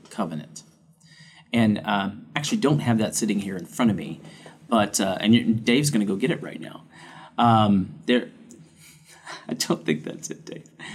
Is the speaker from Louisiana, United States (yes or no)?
yes; Louisiana, United States; growing up in the South. We didn't have a whole lot of places to go snowboarding in Louisiana